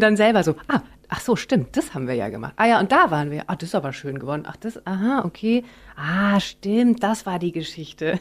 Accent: Bonn, North Rhine-Westphalia, Germany; moved away; Ich bin quasi aufgewachsen in Bonn, als es noch gerade Hauptstadt war.

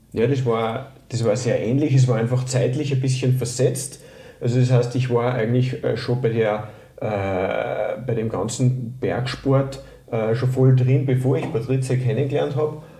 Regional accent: Linz, Upper Austria, Austria; moved away as an adult; also born or lived in Tyrol; Ich komme ursprünglich aus dem, aus dem Flachland, aus, aus Oberösterreich, aus Linz

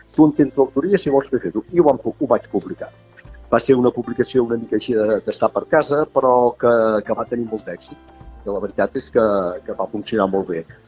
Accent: Tarragona, Catalonia, Spain; arquitecte tarragoní, estic jubilat

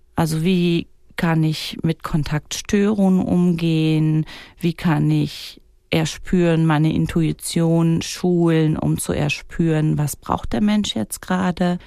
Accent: Germany; also born or lived in Kreuzlingen, Switzerland; now in Wädenswil, Switzerland; bei uns in Deutschland

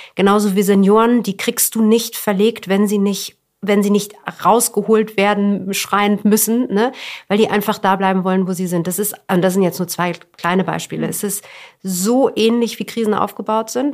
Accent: Berlin, Germany; ich bin äh, in Westberlin groß geworden

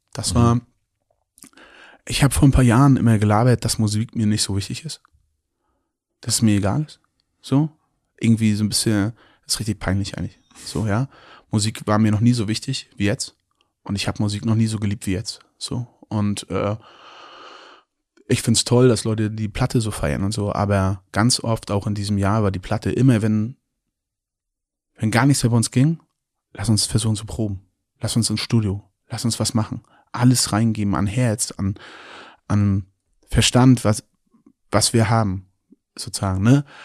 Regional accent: Mecklenburg-Vorpommern, Germany; Ich bin in Mecklenburg-Vorpommern aufgewachsen

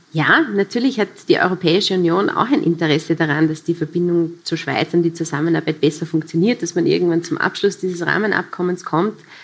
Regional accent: Vorarlberg, Austria; Als Vorarlbergerin

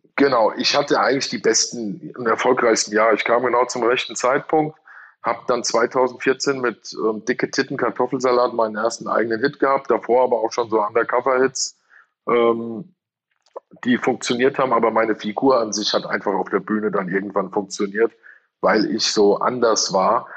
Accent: Hesse, Germany; bei uns in Hesse

